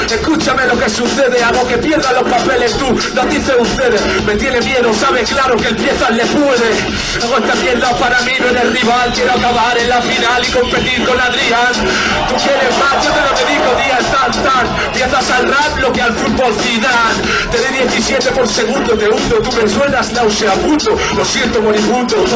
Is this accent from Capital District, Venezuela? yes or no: yes; Caracas, Capital District, Venezuela; born there; yo nací en Caracas